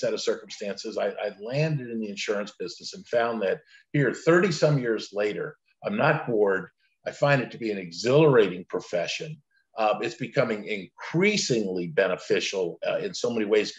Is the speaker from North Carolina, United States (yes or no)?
no; Central Florida, United States; also born or lived in Lakeland, Florida; I was actually born along with my five siblings, large Italian Catholic family in Lakeland, Florida, of all places. My dad, mom just didn't want to raise their family on the streets of Brooklyn. And I grew up in Central Florida, great place to grow up